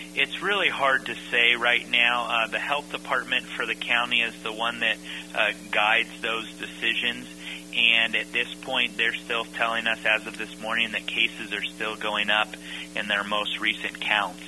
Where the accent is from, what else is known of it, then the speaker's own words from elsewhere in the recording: Napa, California, United States; I grew up in in Napa